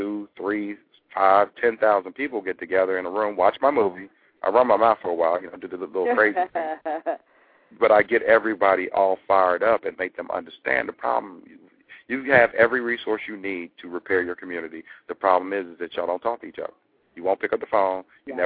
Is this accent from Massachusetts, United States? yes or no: no; Maryland, United States; You know us as a Maryland folk